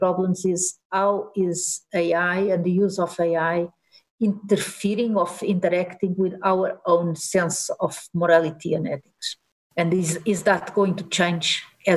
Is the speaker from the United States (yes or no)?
no; Portugal; moved away as an adult; also born or lived in Delft; I'm born and raised in Portugal